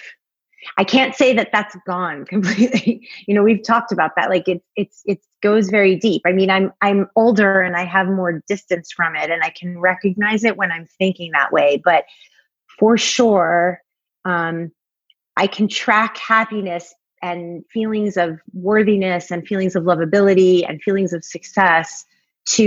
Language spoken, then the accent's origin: English; Long Island, New York, United States; I grew up on Long Island